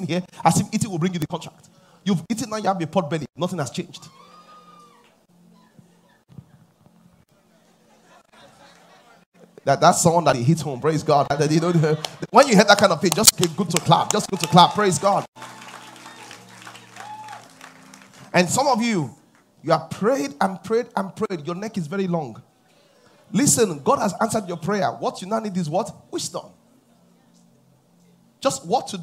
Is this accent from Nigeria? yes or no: yes; Nigeria; I come from Nigeria